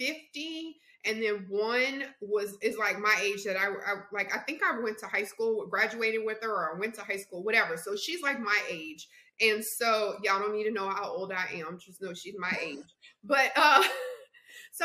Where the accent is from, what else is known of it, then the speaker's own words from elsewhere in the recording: the South, United States; I'm from the South.